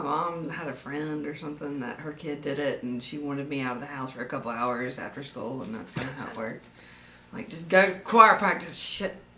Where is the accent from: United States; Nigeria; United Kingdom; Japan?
United States; Demopolis, Alabama; also born or lived in Tuscaloosa, Alabama; I was born in Tuscaloosa and then moved down to this area in Marengo County when I was in third grade. So pretty much this is hometown. Demopolis, Linden, that area